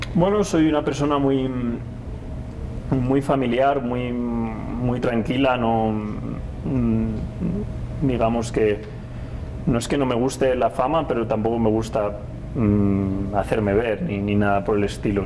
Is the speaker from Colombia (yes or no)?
no; Spain; para mí como piloto español